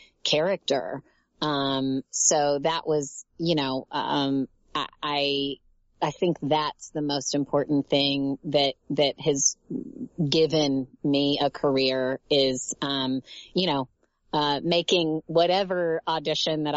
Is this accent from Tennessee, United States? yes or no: yes; Tennessee, United States; moved away as an adult; now in Los Angeles, United States; I am originally from Tennessee